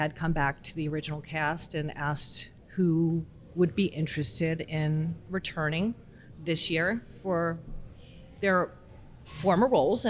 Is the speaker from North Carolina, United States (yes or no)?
no; Long Island, New York, United States; moved away as an adult; now in Sioux Falls, United States; growing up on Long Island, a very large Catholic background, went to Catholic school for 12 years